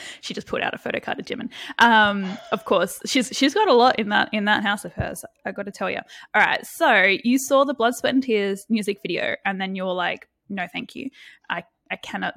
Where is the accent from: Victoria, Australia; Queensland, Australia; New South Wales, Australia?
Queensland, Australia; Brisbane; I'm from Brisbane, Australia.